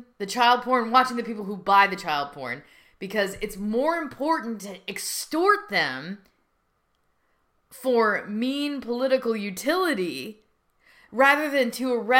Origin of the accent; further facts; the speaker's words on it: United States; I'm an American.